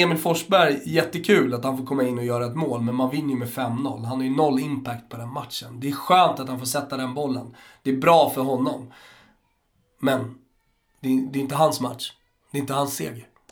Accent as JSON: {"language": "Swedish", "country": "Austria", "moved": "yes", "lives_now": "Sweden", "said": "jag som österrikare"}